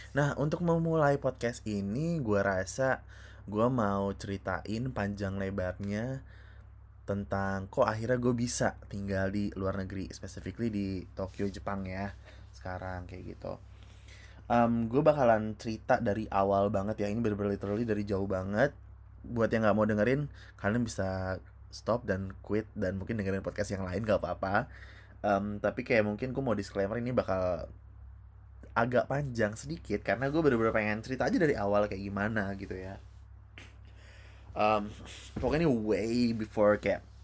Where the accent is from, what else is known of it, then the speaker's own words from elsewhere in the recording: Depok, West Java, Indonesia; gue gue asal dari Depok ya Depok Jawa Barat